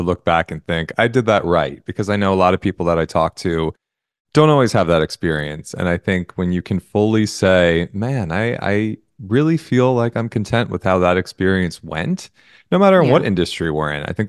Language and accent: English; New Jersey, United States; I'm from Jersey.